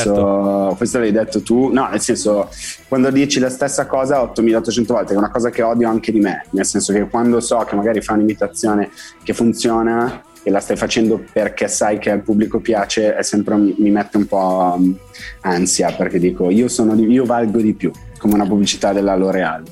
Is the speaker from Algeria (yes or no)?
yes; Algeria; Italian is a second language; also born or lived in France; now in Italy; io sono un piede nero, cioè sono un francese nato in Algeria